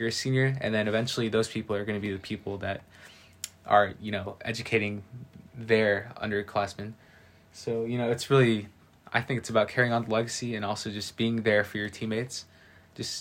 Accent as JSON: {"language": "English", "country": "United States", "tie": "born or raised there", "said": "growing up in Ohio, I think most students, at least I knew about, like, the legacy that was carried on at Nordoff High School"}